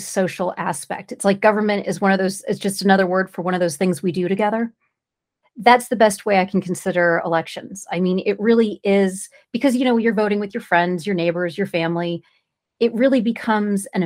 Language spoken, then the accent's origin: English; California, United States; I'm from California.